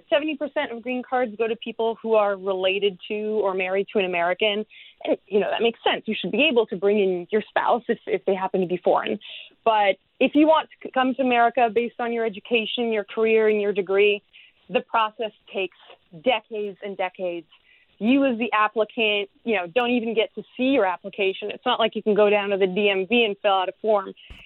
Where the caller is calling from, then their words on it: London, United Kingdom; also born or lived in United States; I'm calling in from London, England.